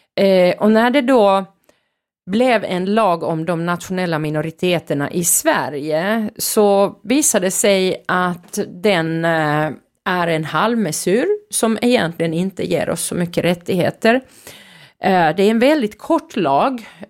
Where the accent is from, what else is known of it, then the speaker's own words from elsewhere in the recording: Finland; när jag växte upp i Finland